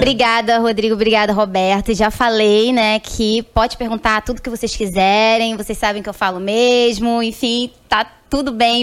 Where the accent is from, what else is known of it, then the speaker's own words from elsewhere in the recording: interior of São Paulo, Brazil; also born or lived in Recife, Pernambuco; Eu nasci em Recife, mas com sete anos eu fui morar em São Paulo